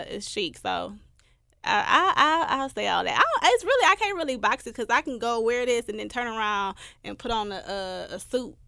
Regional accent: Milwaukee, Wisconsin, United States; moved away as an adult; now in Memphis, United States; my hometown, Milwaukee

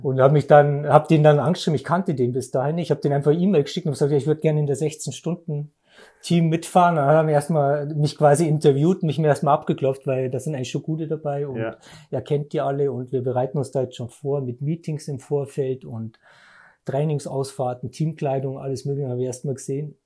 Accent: Ingolstadt, Bavaria, Germany; bin aus Ingolstadt, gebürtiger Ingolstädter

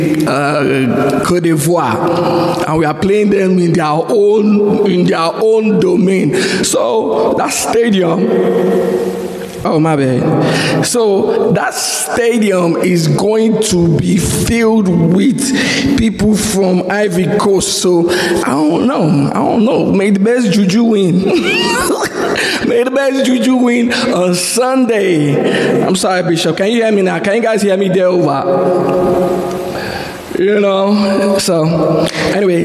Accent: Nigeria; I'm Nigerian

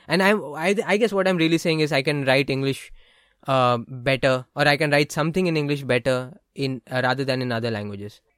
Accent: India; born or raised there; English is a second language

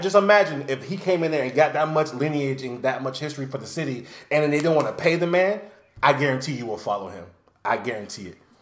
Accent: Miami, Florida, United States; born and raised in Miami, Dade County

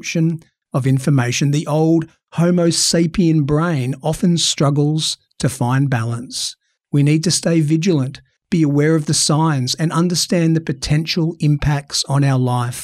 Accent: Australia; accent: Australian; my awful Australian accent.

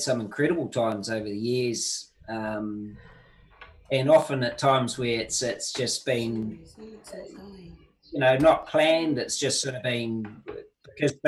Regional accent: New Zealand; as a Kiwi

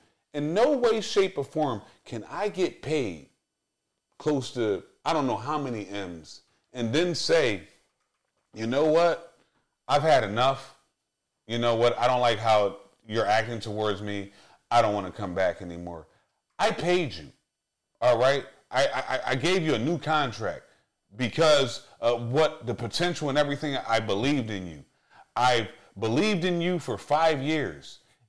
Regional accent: Philadelphia, Pennsylvania, United States; Hey, Ben. Ben, I'm from Uptown Philly. I don't give a fuck about you.

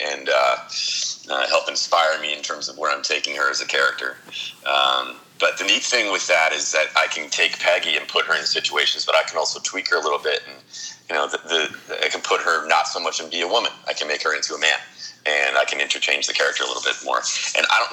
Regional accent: Long Island / New York tri-state area, United States; also born or lived in Connecticut; I was born and raised in Connecticut of Long Island. Parents went to school in Jersey, worked in Midtown Manhattan. So, you know, I've kind of that New York tri-state area my entire life.

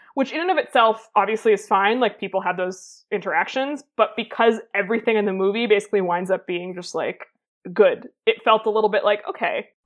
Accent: United States; as an American

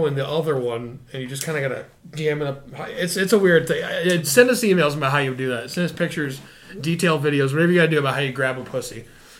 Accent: United Kingdom; I'm British.

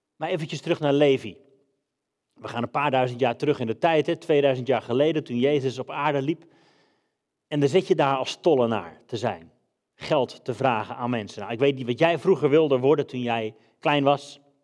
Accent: Netherlands; moved away as an adult; also born or lived in England / Denmark; we zijn Hollanders

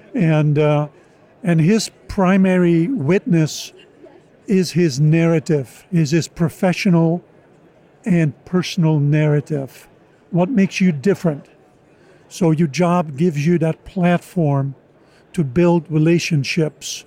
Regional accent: Oudenaarde, Flanders, Belgium; moved away as an adult; also born or lived in United States; I was born and raised in Belgium

